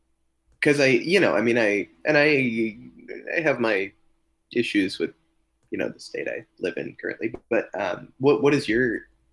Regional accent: United States; moved away as an adult; also born or lived in Maryland / Washington, District of Columbia, United States; now in Bloomington, United States; I had never lived anywhere outside of Maryland or DC

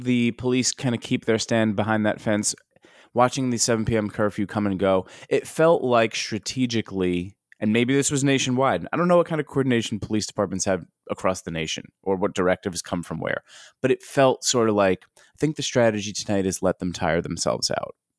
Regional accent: United States; as an American

